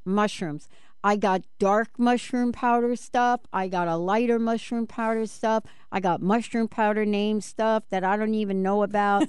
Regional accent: New York City, New York, United States; growing up in the Bronx, you smelled like olive oil twenty-four seven.

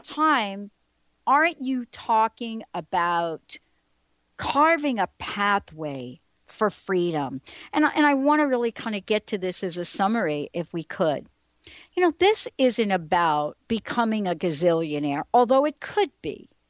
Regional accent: New York City, New York, United States; I'm a girl from the Bronx. I grew up in the projects

